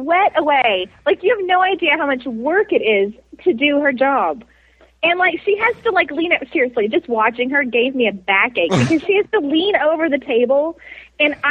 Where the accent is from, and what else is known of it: Texas, United States